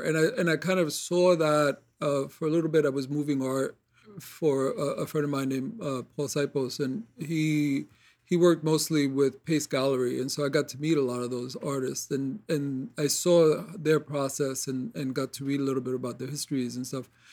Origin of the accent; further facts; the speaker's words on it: New York City, New York, United States; I grew up in Corona, Queens